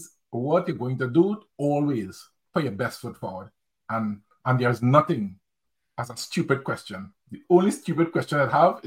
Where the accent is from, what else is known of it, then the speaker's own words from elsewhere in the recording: Trinidad & Tobago; moved away as an adult; now in United Kingdom; I'm from Trinidad and Tobago, by the way. So after I moved from Trinidad and Tobago and came to the UK to live